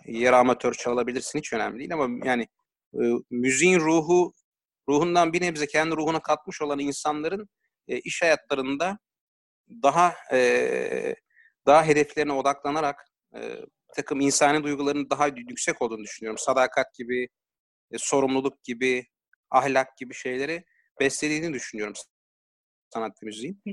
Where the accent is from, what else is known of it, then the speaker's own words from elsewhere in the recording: Ankara, Turkey; ben Ankaralıyım.